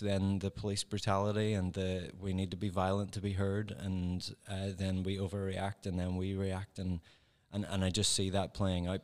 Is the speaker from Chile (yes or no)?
no; Northern Ireland, United Kingdom; accent: Northern Irish; moved away as an adult; now in Ohio, United States; I'm from Northern Ireland, so I have that particular accent.